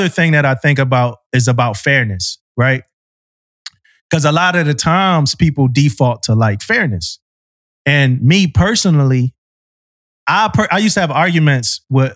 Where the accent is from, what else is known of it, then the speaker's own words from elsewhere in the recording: Philadelphia, Pennsylvania, United States; when I grew up in Philly